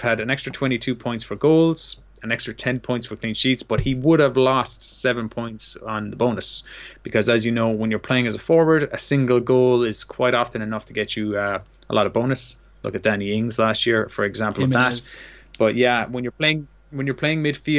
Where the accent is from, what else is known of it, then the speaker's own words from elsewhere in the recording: Limerick, Munster, Ireland; We're both from Limerick, Ireland